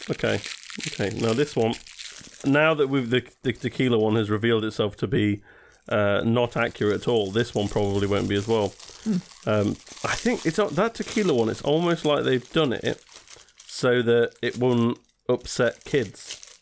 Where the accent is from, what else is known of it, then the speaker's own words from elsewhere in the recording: England, United Kingdom; as English people